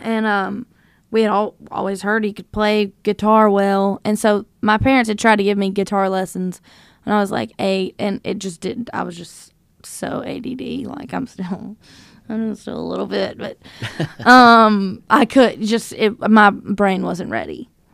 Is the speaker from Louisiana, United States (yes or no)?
yes; North Louisiana, United States; now in Nashville, United States; I grew up in North Louisiana